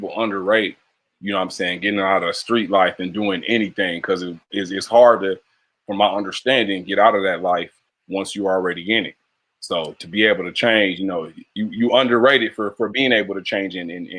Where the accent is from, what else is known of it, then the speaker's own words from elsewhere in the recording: California, United States; So you know, I'm from Cali, of course. You know, I'm in California, about 45 minutes outside of LA.